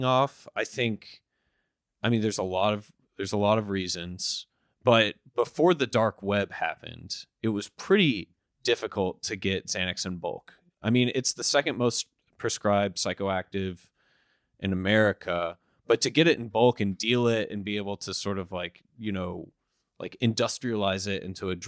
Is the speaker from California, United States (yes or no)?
no; Dallas, Texas, United States; I grew up in Dallas, Texas